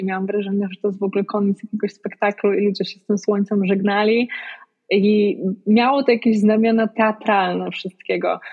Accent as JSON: {"language": "Polish", "country": "Poland", "tie": "born or raised there", "said": "wychowując się w małym mieście w Polsce"}